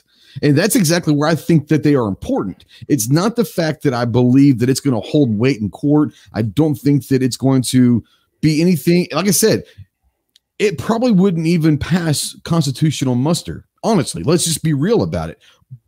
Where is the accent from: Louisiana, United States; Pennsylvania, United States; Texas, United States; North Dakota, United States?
Texas, United States; moved away; I'm from Texas, but I don't care at this point because I don't live there.